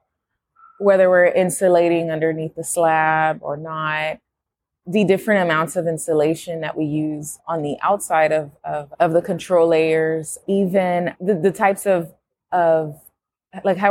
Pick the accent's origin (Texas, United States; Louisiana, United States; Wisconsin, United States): Texas, United States; Houston; I'm from Houston